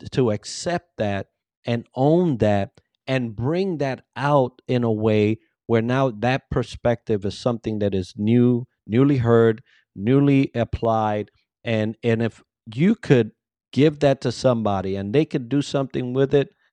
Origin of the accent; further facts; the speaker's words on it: Bronx, New York, United States; English is a second language; I came from the Bronx. There was a heavy accent. English was my second language, although I thought I was proficient